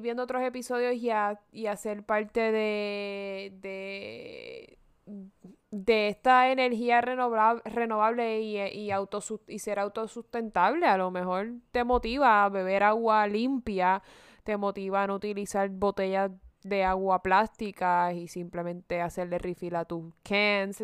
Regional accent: Puerto Rico; yo siendo puertorriqueña

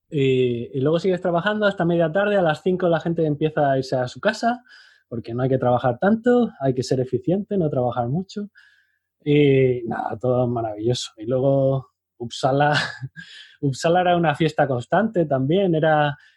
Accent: Spain

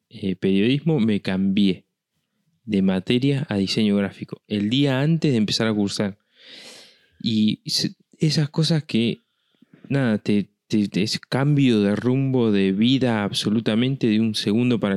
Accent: La Pampa, Argentina; now in Buenos Aires, Argentina; Yo cuando me vine de La Pampa, vine a estudiar, me vine a estudiar a Buenos Aires, ¿no? A estudiar y trabajar acá.

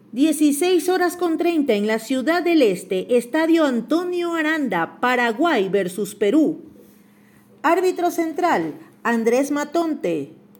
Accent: Ecuador; soy ecuatoriano, sí señor, y tú eres

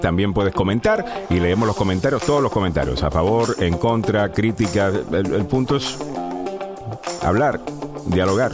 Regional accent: Puerto Rico; yo soy puertorriqueño

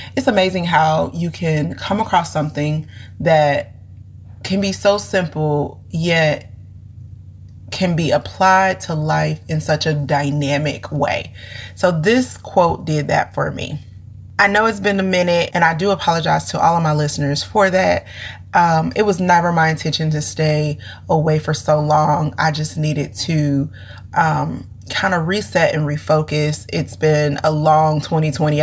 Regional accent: St. Louis, Missouri, United States; we're from St. Louis

